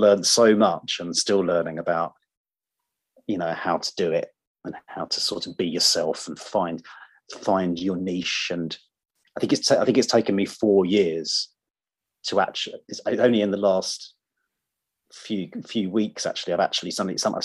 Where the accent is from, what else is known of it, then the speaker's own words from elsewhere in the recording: Surrey, South East England, United Kingdom; now in London, United Kingdom; I grew up in Surrey. That's where I grew up